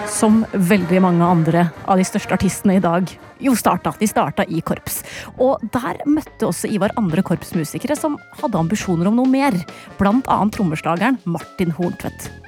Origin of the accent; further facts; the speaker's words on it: Larvik, Vestfold, Norway; min hjemby Larvik